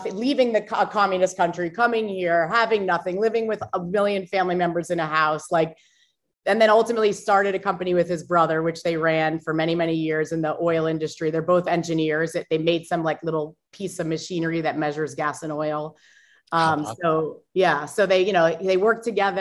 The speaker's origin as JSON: {"language": "English", "area": "Long Island", "region": "New York", "country": "United States", "tie": "born or raised there", "said": "I was born on Long Island"}